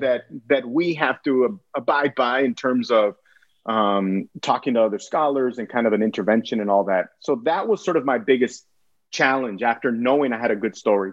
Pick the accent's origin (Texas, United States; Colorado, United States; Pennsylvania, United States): Texas, United States; Brownsville; also born or lived in Archbold, Ohio; we came back home because I was born in Brownsville